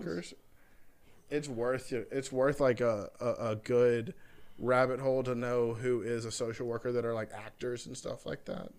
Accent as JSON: {"language": "English", "town": "Homewood", "country": "United States", "tie": "born or raised there", "said": "Like I grew up in Homewood."}